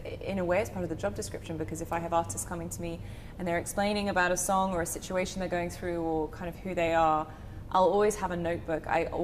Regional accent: United Kingdom; accent: British; moved away as an adult; now in Nashville, United States; my southern drawl is hard to distinguish between my British accent.

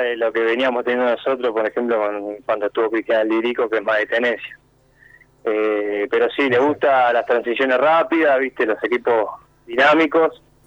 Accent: Montevideo, Uruguay; moved away as an adult; now in Argentina; yo soy de Montevideo

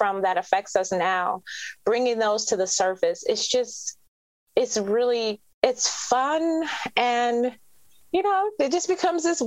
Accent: Detroit, Michigan, United States; So I'm from Detroit

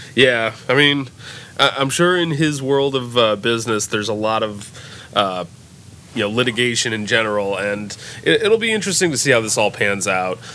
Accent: United States; we're American

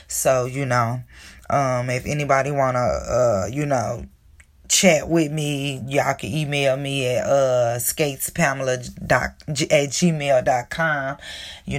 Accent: Chicago, Illinois, United States; I was born in Chicago, Illinois, born and raised all my life in this terrible, terrible city of mine

